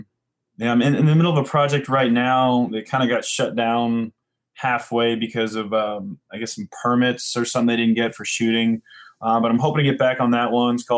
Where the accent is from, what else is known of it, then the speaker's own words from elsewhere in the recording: Puyallup, Washington, United States; also born or lived in LaGrange, Georgia; I was born in LaGrange, Georgia, and I moved to Seattle, actually Puyallup area, when I was about five